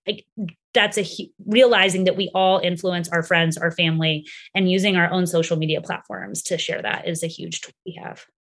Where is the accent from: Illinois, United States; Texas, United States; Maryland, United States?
Texas, United States; my home state of Texas